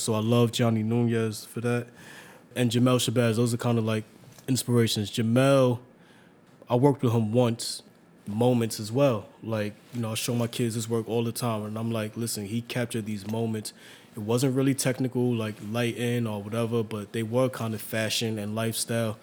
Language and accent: English; New York City, New York, United States; also born or lived in Staten Island / Hunts Point; I was born in Staten Island, but up until 1990, I lived in Harlem, and I moved to Hunts Point. But you know, I kept on coming back, and then I was always back and forth to Harlem. So it's like Harlem or Hunts Point, not Staten Island.